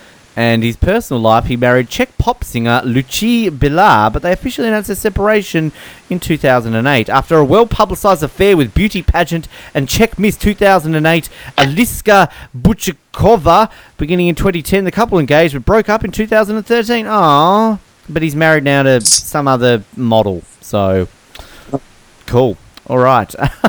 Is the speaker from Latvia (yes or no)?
yes; Latvia; Latvia. Yes, I am from Latvia.